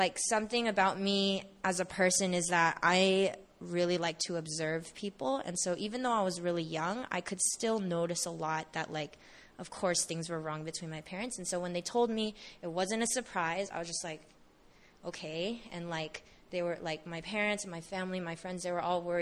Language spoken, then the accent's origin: English; Bay Area, California, United States; born or raised there; moved away as an adult; also born or lived in Seattle